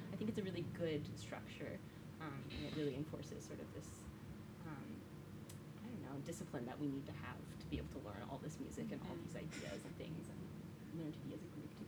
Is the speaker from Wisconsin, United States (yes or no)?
no; Oklahoma, United States; also born or lived in Ohio; I'm from Oklahoma, and also Ohio, and that's also very hot. So, yeah, this hill is a new experience for me.